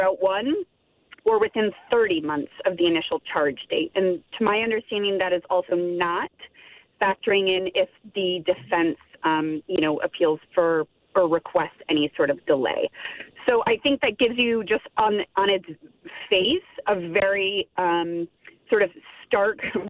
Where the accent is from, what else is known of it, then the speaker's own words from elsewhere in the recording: United States; I'm an American, I'm based in the U.S